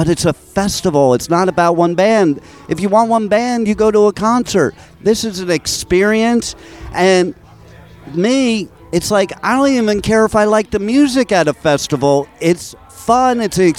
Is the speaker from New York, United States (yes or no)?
yes; New York, United States; also born or lived in Los Angeles; I'm from New York and L.A., so with both those, I can't say it the way they say it.